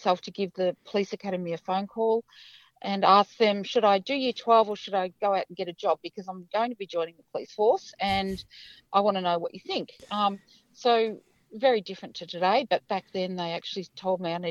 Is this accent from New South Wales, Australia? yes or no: no; Barwon Downs, Victoria, Australia; also born or lived in Colac; I was raised in Barwon Downs